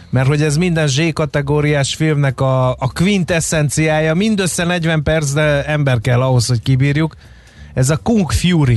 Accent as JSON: {"language": "Hungarian", "region": "Fejér", "country": "Hungary", "said": "én Fehér megyei vagyok"}